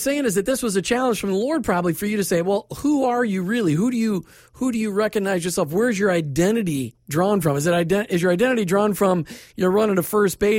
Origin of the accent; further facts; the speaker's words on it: Minnesota, United States; I grew up in Minnesota